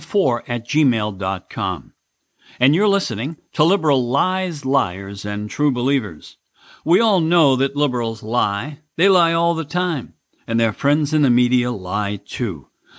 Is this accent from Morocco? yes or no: no; United States; I'm an American